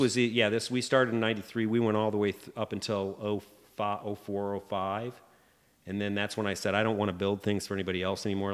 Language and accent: English; Fort Wayne, Indiana, United States; now in Indianapolis, United States; I grew up in Fort Wayne.